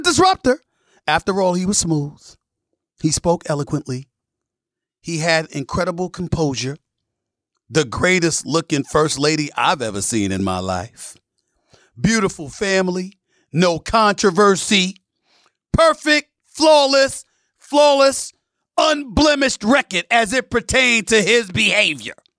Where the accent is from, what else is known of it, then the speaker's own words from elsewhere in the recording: New York City, New York, United States; I grew up in Hollis, Queens, New York City